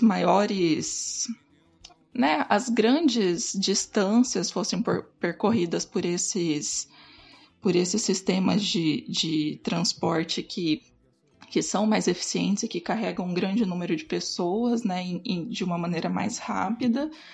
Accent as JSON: {"language": "Portuguese", "town": "Cuiabá", "region": "Mato Grosso", "country": "Brazil", "said": "como eu sou de Cuiabá"}